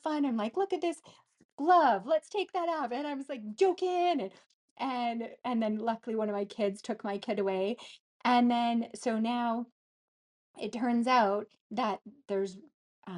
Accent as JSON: {"language": "English", "town": "Gillam", "region": "Manitoba", "country": "Canada", "tie": "born or raised there", "said": "we grew up in Gillam. It's in the middle top of Canada"}